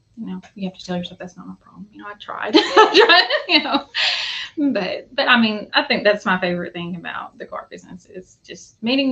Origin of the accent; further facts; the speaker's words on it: Wynne, Arkansas, United States; also born or lived in Jacksonville, Arkansas; we moved back to Wynne, my hometown. So I'm from Wynne, Arkansas